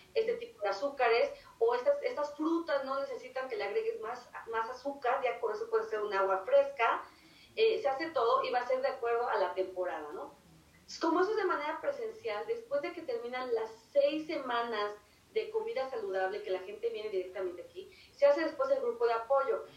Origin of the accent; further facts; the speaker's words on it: Mexico; moved away; si somos de México